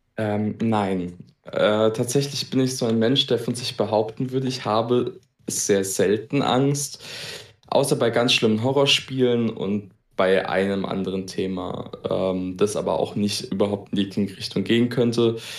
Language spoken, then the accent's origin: German; Baden-Württemberg, Germany; ich komme aus Baden-Württemberg.